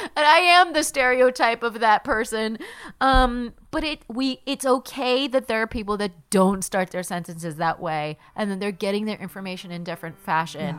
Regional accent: Palm Springs, California, United States; moved away as an adult; also born or lived in upstate New York; I grew up in Palm Springs, California

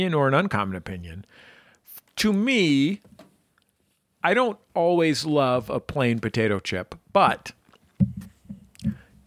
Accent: the Bay Area, California, United States; also born or lived in Santa Cruz; I'm from the Bay Area, went to college in Santa Cruz

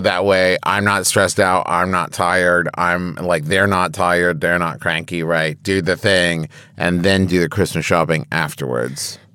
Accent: Huntington, West Virginia, United States; my hometown of Huntington, West Virginia

